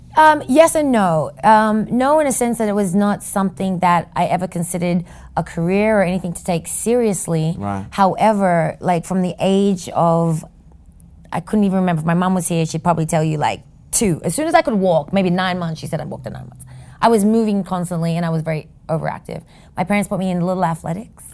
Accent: Sydney, New South Wales, Australia; moved away as an adult; now in New York City, United States; a kid that grew up in Sydney, Australia

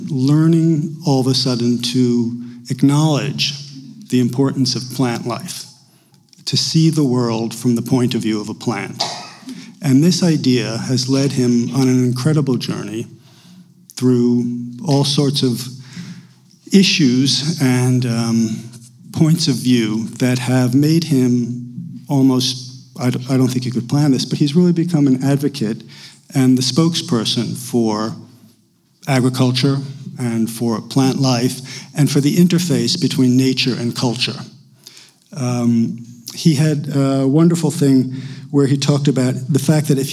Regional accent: New York, United States; moved away; I'm from New York

